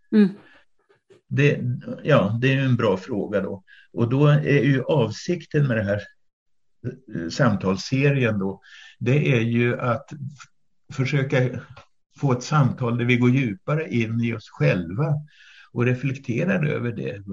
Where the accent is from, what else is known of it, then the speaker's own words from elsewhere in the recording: Flen, Södermanland, Sweden; also born or lived in Kalmar / Öland; now in Mörbylånga, Sweden; jag är uppvuxen i Flen på den sörmländska eh, obygden